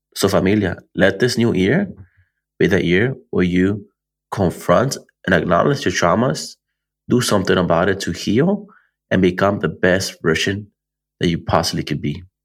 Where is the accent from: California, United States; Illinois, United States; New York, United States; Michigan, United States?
California, United States; Antelope Valley; Antelope Valley, my hometown